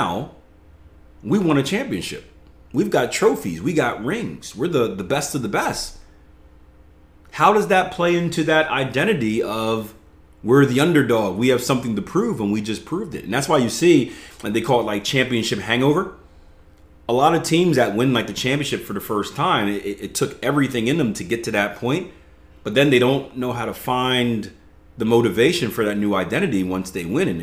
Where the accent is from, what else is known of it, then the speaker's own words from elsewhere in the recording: the East, Philly, East Coast, United States; I come from the East. We don't have barbecue on the East. I got cheesesteaks in Philly